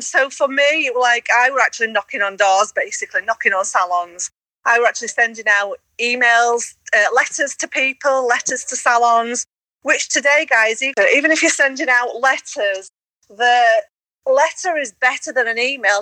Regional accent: Yorkshire and the Humber, United Kingdom; accent: Yorkshire; I don't like my Yorkshire accent, which that's me, I'm Yorkshire accent

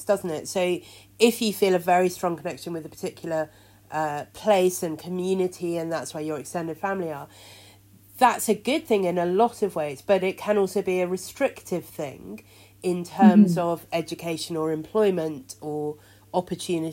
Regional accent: United Kingdom; born or raised there

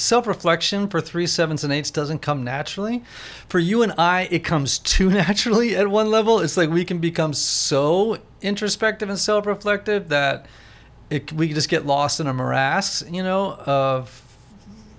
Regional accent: Greenwich, Connecticut, United States; I grew up in Greenwich, Connecticut and didn't leave there

